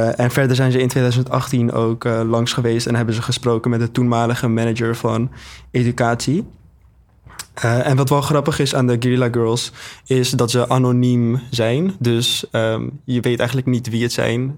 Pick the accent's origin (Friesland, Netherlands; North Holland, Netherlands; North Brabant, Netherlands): North Holland, Netherlands; Amsterdam; ik ben 19 jaar oud en ik kom uit Amsterdam.